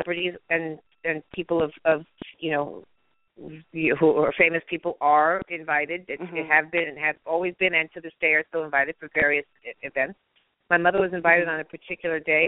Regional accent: Beverly Hills, California, United States; I grew up in Beverly Hills, California

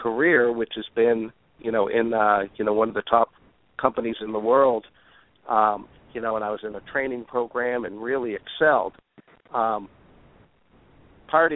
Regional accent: North Shore of Boston, Massachusetts, United States; I grew up on the North Shore, a beautiful town north of the city

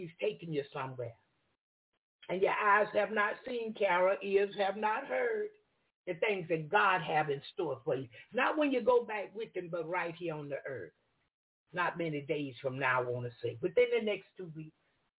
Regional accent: Florida, United States; I'm from Florida. Yeah, I'm from Florida.

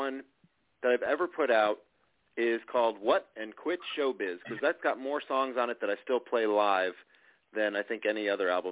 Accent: Chicago, Illinois, United States; now in Nashville, United States; I live in Nashville. I was born in Chicago

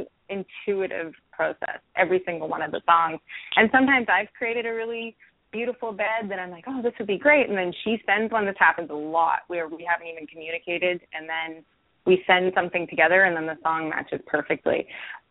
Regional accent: Vancouver, British Columbia, Canada; now in Los Angeles, United States; I'm from Vancouver.

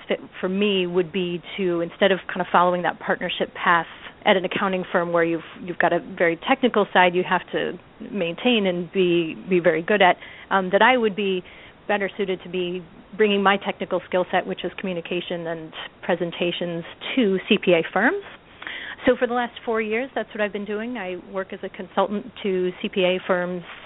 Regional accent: Midwest, United States; also born or lived in San Jose, California; I'm from the Midwest

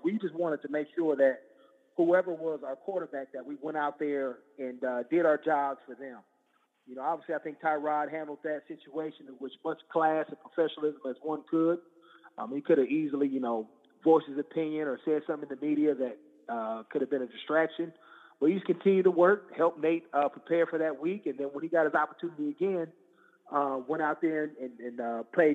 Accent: Oakland, California, United States; we're based out of Oakland, California. That's my hometown

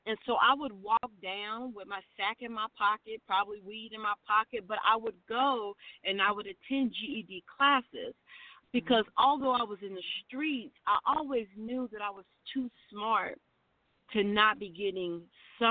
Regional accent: Louisville, Kentucky, United States; also born or lived in Salinas, California; Born and raised in Louisville, Kentucky. But I did live in Salinas, California from age 2 to 15

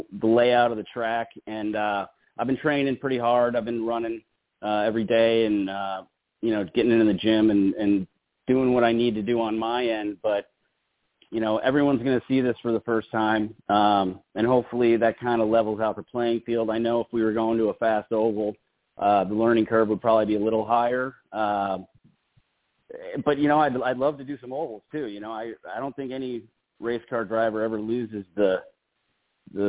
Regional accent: Chicago, Illinois, United States; here in my hometown

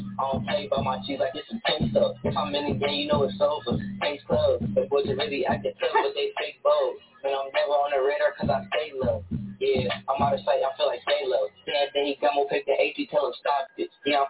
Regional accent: Cleveland, Ohio, United States; I'm from Cleveland.

